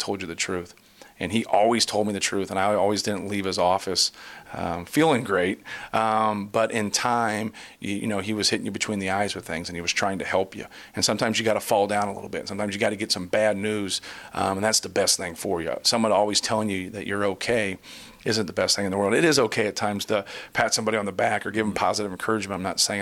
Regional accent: Muncie, Indiana, United States; I grew up in Muncie on Ball State's campus

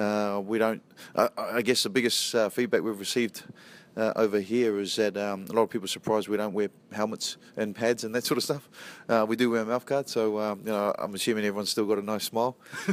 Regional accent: New Zealand; I grew up in New Zealand, so in New Zealand, there's still bits and pieces that float around

